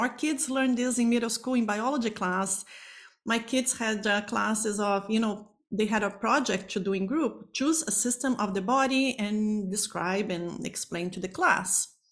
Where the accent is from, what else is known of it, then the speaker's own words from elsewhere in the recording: Brazil; moved away as an adult; now in Toronto, Canada; I am originally from Brazil